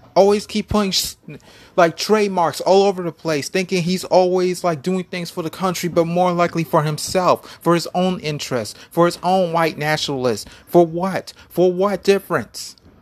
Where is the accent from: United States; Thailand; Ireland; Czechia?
United States